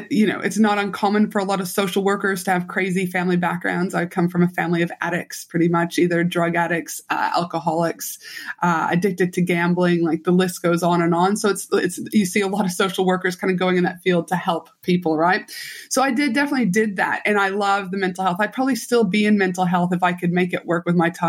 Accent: Canada; moved away; also born or lived in Albuquerque, United States; So I'm from Canada originally, will always be the proud Canadian. But then I moved down. My mom was a travel nurse. So I did my high school and undergrad in Albuquerque, New Mexico.

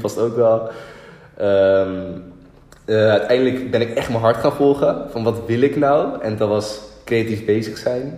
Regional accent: Lelystad, Flevoland, Netherlands; toen ging ik terug naar Lelystad, waar ik geboren ben.

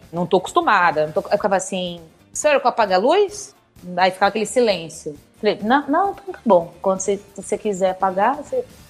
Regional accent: São Paulo, Brazil; E eu sou de São Paulo também

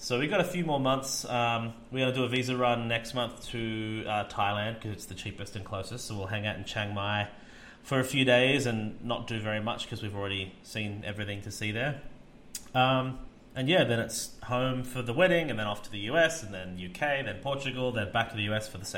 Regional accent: Australia; moved away; me being Australian

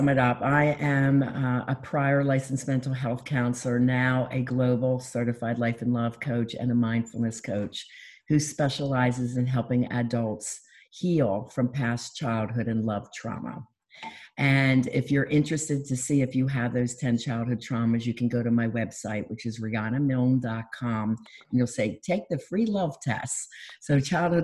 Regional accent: Philadelphia, Pennsylvania, United States; now in Florida, United States; I'm from Philadelphia

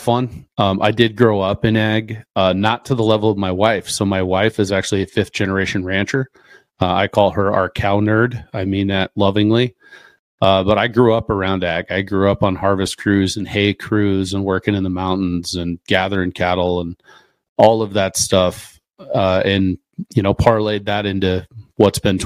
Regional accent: Eastern Oregon, United States; moved away; also born or lived in Nebraska / Minnesota / Colorado; I grew up in Eastern Oregon, lived in Nebraska and Minnesota

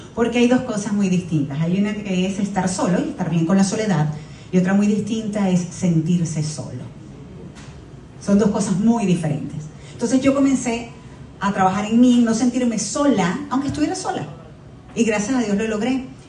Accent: Venezuela; now in Miami, United States; siempre soy venezolana. Y quiero representar lo mejor posible a mi país

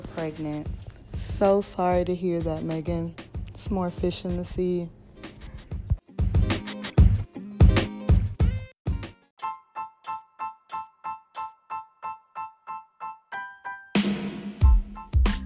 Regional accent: Houston, Texas, United States; I'm from Houston

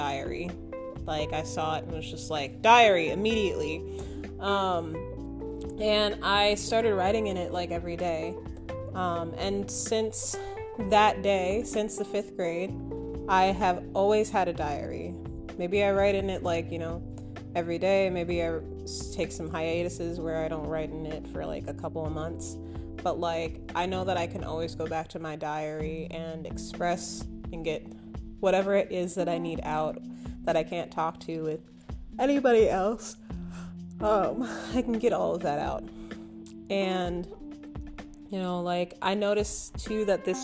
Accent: Minnesota, United States; moved away as an adult; now in Austin, United States; I'm originally from Minnesota

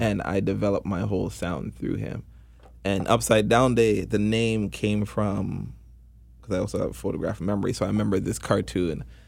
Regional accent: Toronto, Ontario, Canada; born or raised there

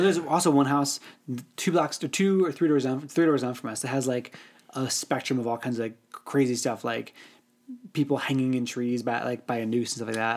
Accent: Northern Illinois, United States; I grew up in Northern Illinois

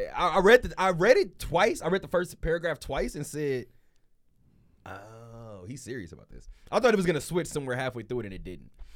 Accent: Los Angeles, California, United States; now in Las Vegas, United States; I'm from L

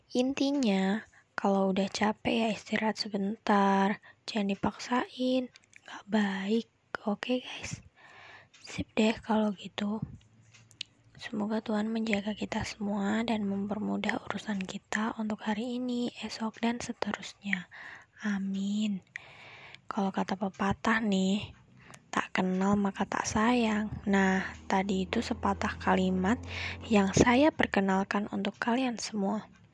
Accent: Batang, Central Java, Indonesia; asalku dari Batang, Jawa Tengah

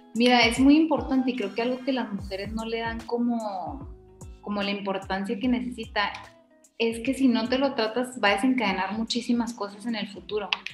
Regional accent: Mexico; somos mexicanas

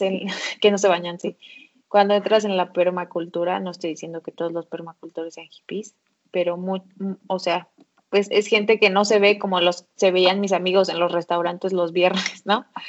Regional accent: Mexico; nosotras como mexicanas

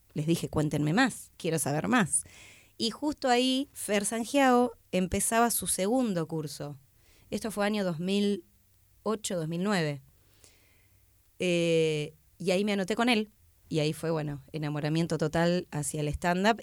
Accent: Tandil, Buenos Aires Province, Argentina; moved away as an adult; now in Buenos Aires, Argentina; vengo de Tandil, eh, a los 22

